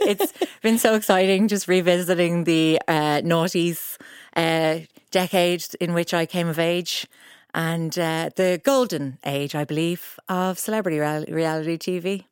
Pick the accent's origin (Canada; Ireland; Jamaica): Ireland; being Irish